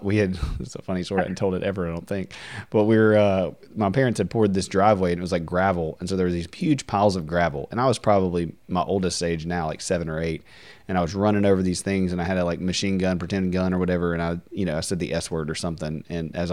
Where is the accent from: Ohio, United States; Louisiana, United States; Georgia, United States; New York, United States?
Louisiana, United States; Deville; I grew up in DeVille, Louisiana, which is a really country town, small town, Southern Baptist